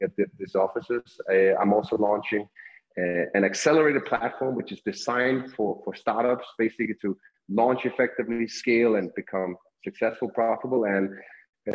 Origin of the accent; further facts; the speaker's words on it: Denmark; English is a second language; also born or lived in United States; now in Colombia; I'm originally from Denmark, Europe, hence a little bit of the accent